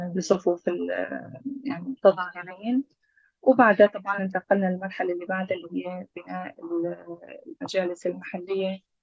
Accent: Aleppo Governorate, Syria; من مواليد مدينة حلب 1980

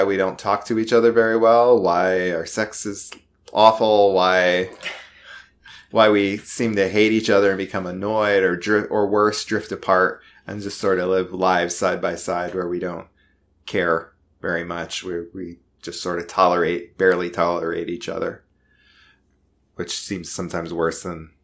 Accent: Ohio, United States; now in Bozeman, United States; I live here in Bozeman, Montana. I'm originally from Ohio

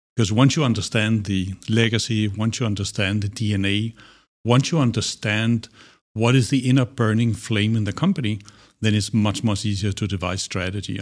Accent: Denmark; moved away as an adult; also born or lived in Singapore; I grew up in Denmark.

